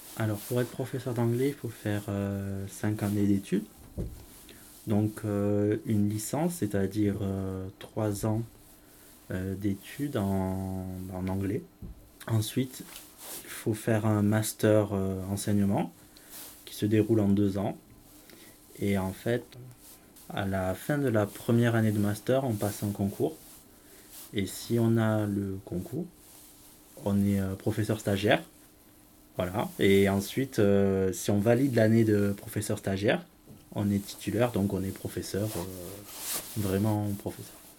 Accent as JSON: {"language": "French", "region": "southern France", "country": "France", "tie": "born or raised there", "accent": "southern", "said": "j'ai un accent euh, du sud. C'est-à-dire que je suis né, quand euh, j'ai vécu euh, longtemps dans le sud, donc c'est là d'où vient mon accent"}